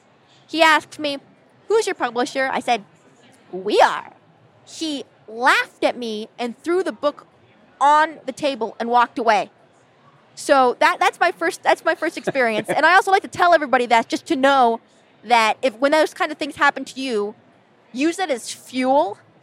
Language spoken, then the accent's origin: English; California, United States; accent: Californian; That's my Cali girl accent. There's a reason I trained it out of my voice.